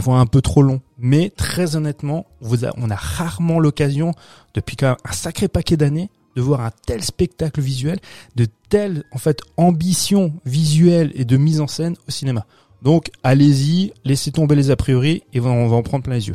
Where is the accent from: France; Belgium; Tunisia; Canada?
France; chez nous en France